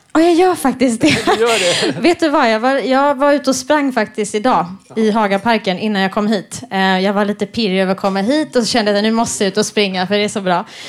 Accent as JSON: {"language": "Swedish", "town": "Stockholm", "region": "Stockholm County", "country": "Sweden", "also_born_or_lived": "Lund", "said": "jag är från Stockholm men pluggade i Lund"}